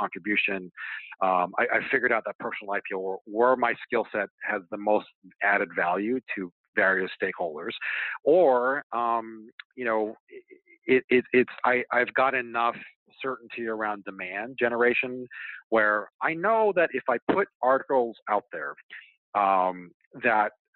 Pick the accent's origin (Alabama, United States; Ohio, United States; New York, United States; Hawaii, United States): Hawaii, United States; moved away; growing up in Hawaii, like, I just spent an extraordinary amount of time in the ocean.